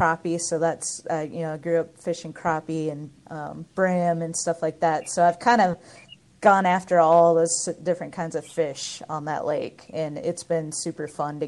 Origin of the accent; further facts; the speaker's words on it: Minnesota, United States; now in Nashville, United States; I actually grew up in Minnesota. I live in Nashville now. And just growing up in Minnesota, being around all the lakes